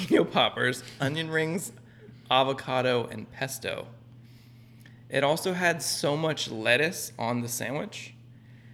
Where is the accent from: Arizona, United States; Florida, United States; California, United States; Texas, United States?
California, United States; I'm from California